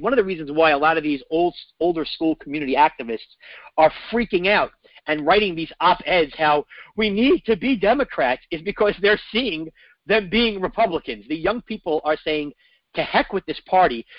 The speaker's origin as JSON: {"language": "English", "town": "New York City", "region": "New York", "country": "United States", "tie": "born or raised there", "said": "I grew up in New York City with homelessness everywhere."}